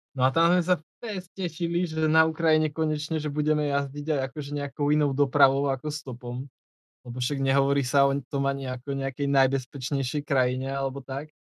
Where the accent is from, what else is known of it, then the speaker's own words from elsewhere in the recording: Slovakia; skade som, a že zo Slovenska